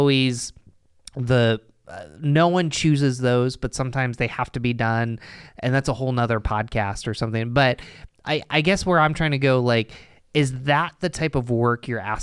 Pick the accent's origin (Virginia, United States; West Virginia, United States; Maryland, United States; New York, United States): New York, United States; Endicott; So I grew up in Endicott, New York.